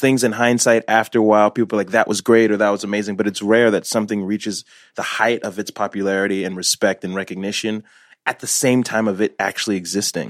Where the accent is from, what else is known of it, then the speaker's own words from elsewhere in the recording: Newark, New Jersey, United States; born in Newark